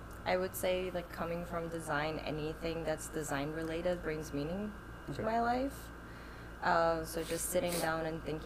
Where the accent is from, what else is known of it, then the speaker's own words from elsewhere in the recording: Iran; So, as you said … I'm originally from Iran, moved around quite a bit.